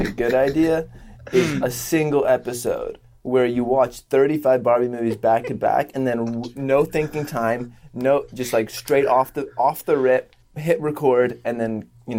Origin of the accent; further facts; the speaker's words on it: United States; first language French; I only heard French. I was born in America. Like, my mom spoke English. My whole family spoke English.